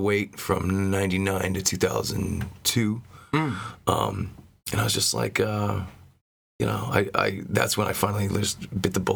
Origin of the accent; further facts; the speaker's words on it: Providence, Rhode Island, United States; moved away as an adult; also born or lived in Maine; I grew up in and around Providence, Rhode Island